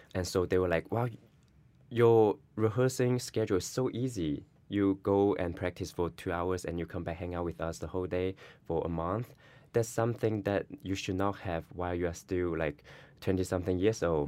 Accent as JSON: {"language": "English", "region": "Guangdong", "country": "China", "moved": "yes", "lives_now": "New York City, United States", "said": "I am from China, Guangdong."}